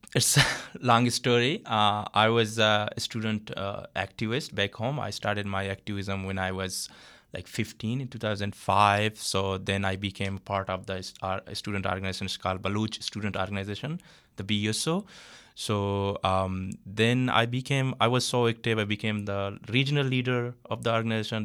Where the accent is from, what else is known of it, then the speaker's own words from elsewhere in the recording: Balochistan, Pakistan; moved away as an adult; now in Toronto, Canada; I'm from Balochistan